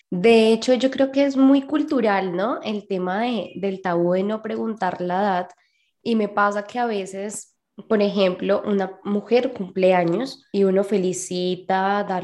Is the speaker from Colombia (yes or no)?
no; Mexico; de México.